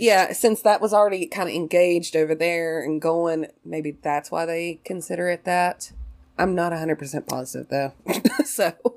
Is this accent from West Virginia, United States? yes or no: yes; Southern West Virginia, United States; accent: hick